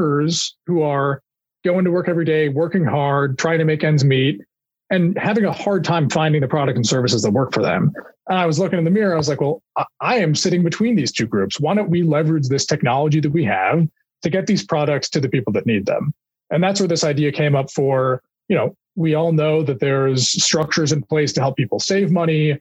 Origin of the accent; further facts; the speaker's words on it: Kansas City, Missouri, United States; I'm from the home of the reigning Super Bowl champions and soon to be repeat Super Bowl champion Kansas City Chiefs